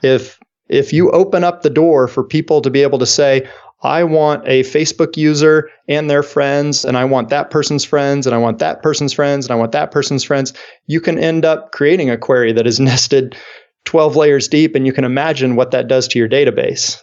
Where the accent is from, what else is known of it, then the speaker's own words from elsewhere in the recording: Kansas City, United States; my hometown here of Kansas City